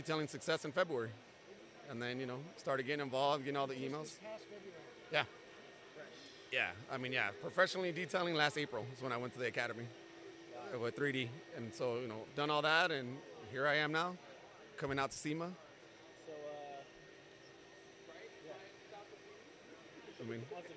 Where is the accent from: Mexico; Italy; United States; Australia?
United States; Ventura, California; Born and raised in Ventura